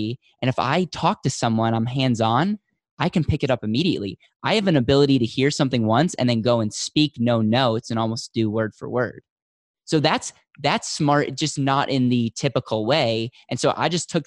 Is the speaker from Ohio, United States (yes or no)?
no; central Wisconsin, United States; now in Denver, United States; I'm from the Midwest, though. So okay. I grew up in central Wisconsin.